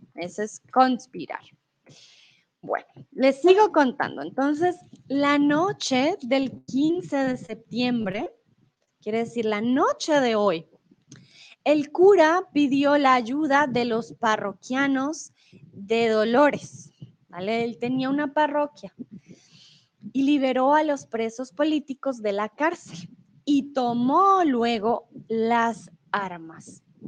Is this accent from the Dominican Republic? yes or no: no; Colombia; also born or lived in Mexico; now in Germany; soy de Colombia. Yo soy colombiana